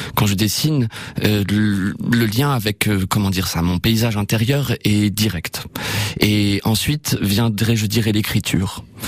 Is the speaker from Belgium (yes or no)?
no; Évreux, Normandy, France; je suis normand, je suis hébroïcien. C'est joli, c'est les habitants d'Evreux